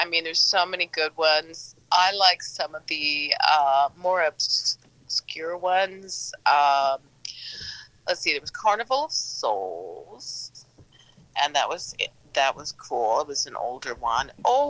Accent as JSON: {"language": "English", "town": "St. Louis", "region": "Missouri", "country": "United States", "tie": "born or raised there", "moved": "yes", "said": "he's from my hometown of St. Louis."}